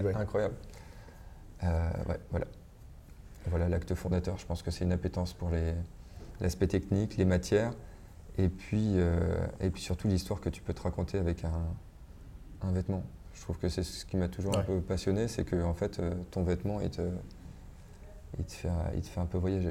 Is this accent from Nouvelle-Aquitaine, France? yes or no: yes; Biarritz, Nouvelle-Aquitaine, France; j'ai grandi à Biarritz dans les années 90